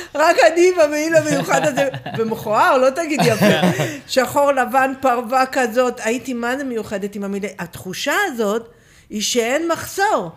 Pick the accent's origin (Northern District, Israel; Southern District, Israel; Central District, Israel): Southern District, Israel; Beersheba; אני גדלתי בבאר שבע